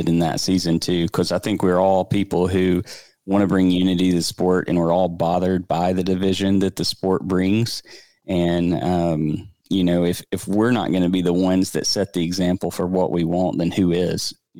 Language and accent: English; Birmingham, Alabama, United States; So I am married to my wife. We grew up together here in the Birmingham area.